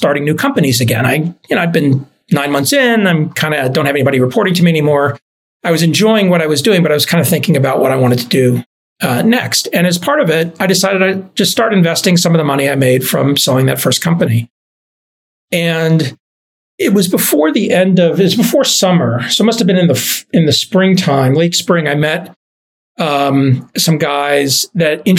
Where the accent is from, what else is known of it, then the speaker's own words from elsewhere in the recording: Dallas, Texas, United States; moved away; also born or lived in Boston; I grew up in Dallas